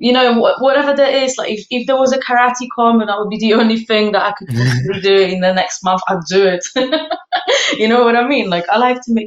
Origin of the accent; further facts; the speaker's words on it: Poland; now in London, United Kingdom; I grew up in Poland